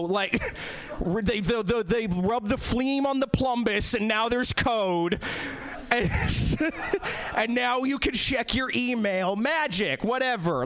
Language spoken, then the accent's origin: English; East Coast, United States; now in Seattle, United States; I was born and bred in the East Coast.